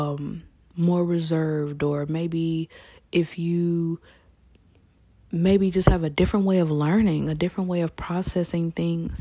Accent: United States; as an American, as, you know, a young American

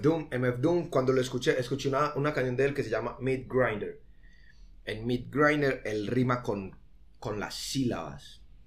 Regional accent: Colombia; nosotros somos de Colombia

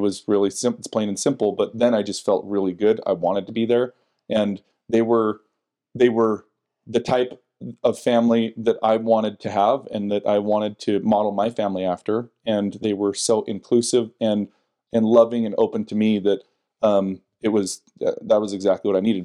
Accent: West Jordan, Utah, United States; also born or lived in West Valley City, Utah / Sandy, Utah / Murray, Utah / Draper, Utah; I grew up originally in West Jordan, West Valley, bounced around

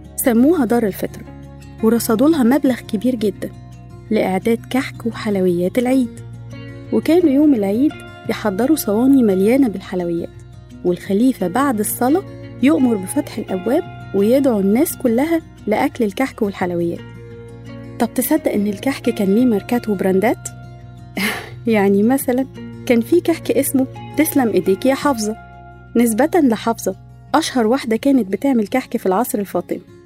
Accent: Egypt; وإحنا كمصريين محبين للأكل

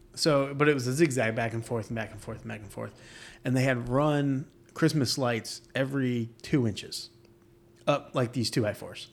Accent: New York, United States; now in Florida, United States; I'm from New York, and snow falls.

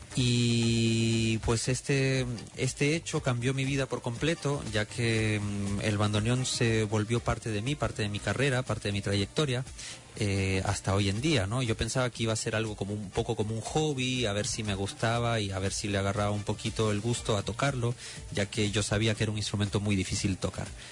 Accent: Lima, Peru; moved away as an adult; also born or lived in Lahti, Finland; ingresé al Conservatorio Nacional de Música en Lima, Perú, de donde soy

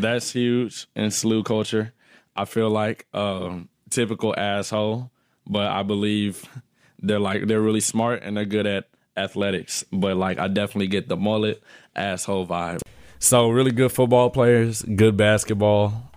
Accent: St. Louis, Missouri, United States; We're from Saint Louis, Missouri.

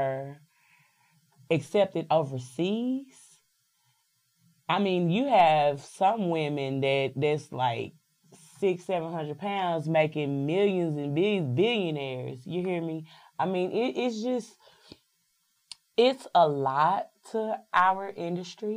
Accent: Dallas, Texas, United States; moved away as an adult; also born or lived in New York / Atlanta / Missouri; I'm born and bred in Dallas, Texas, but I've lived in New York, I've lived in Atlanta, and I've lived in Missouri

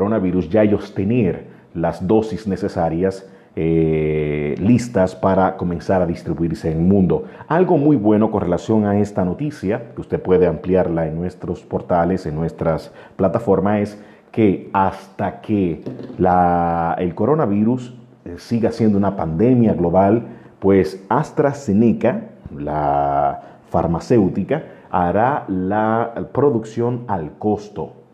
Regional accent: Dominican Republic; Yo entiendo que ante todo somos dominicanos y quiero decirles a cada uno de ustedes de que mantengan la calma.

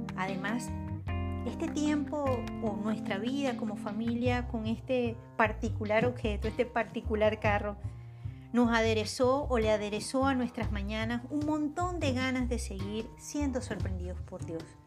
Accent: Venezuela; Así somos los venezolanos

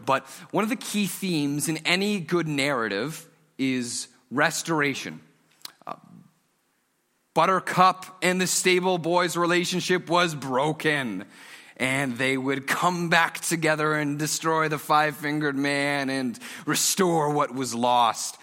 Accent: Stouffville, Ontario, Canada; now in Markham, Canada; I grew up in Stouffville

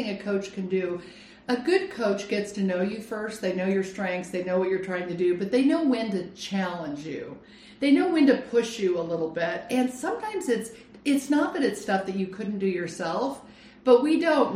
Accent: Lake Arrowhead, California, United States; also born or lived in Phoenix, Arizona / Scotland; now in Arizona, United States; I grew up in California, I grew up on Lake Arrowhead

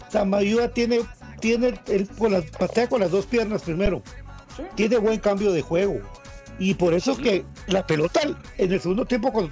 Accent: Suchitepéquez, Guatemala; Yo soy de Suchi, le decía Santis.

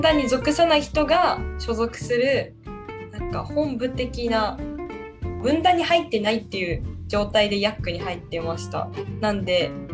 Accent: Takasaki, Gunma, Japan; 私の地元のである群馬県

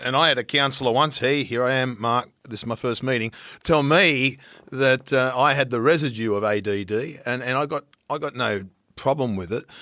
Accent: Riverina, New South Wales, Australia; moved away; also born or lived in Central Coast, New South Wales; I'm from the Riverina.

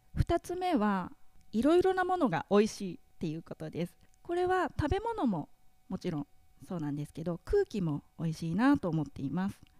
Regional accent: Iruma, Saitama, Japan; moved away as an adult; now in Nikaho, Japan; 私は、えー、埼玉県の入間市というところの出身です

